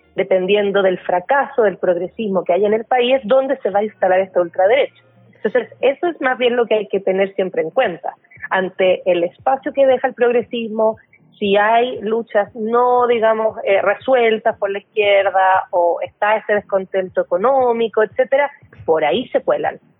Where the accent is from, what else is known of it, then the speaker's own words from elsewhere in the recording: Chile; now in Mexico; el caso chileno, que es de donde yo vengo